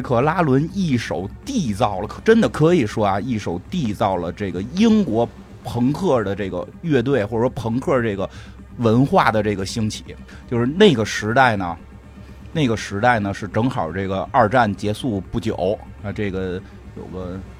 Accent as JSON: {"language": "Chinese", "region": "Beijing", "country": "China", "tie": "born or raised there", "said": "我们小时候在北京那个地儿叫金属天堂"}